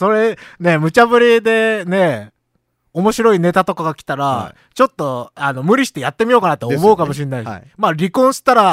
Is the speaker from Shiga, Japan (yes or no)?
yes; Otsu, Shiga, Japan; 僕、大津出身なんですけどね。